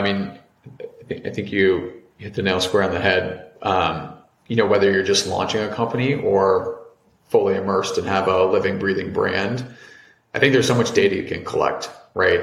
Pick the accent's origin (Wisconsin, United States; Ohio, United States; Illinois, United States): Ohio, United States; Cincinnati; moved away as an adult; also born or lived in Providence, Rhode Island / New York; I'm originally from Cincinnati, Ohio